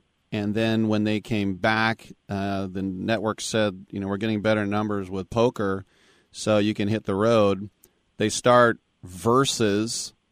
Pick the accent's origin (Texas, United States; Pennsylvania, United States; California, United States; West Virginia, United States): California, United States; Bay Area; I'm from the Bay Area